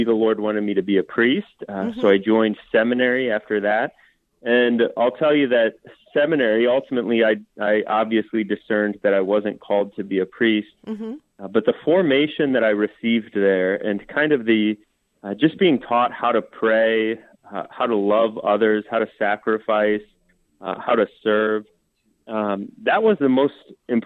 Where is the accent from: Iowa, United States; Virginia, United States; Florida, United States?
Iowa, United States; Des Moines; I was raised in Des Moines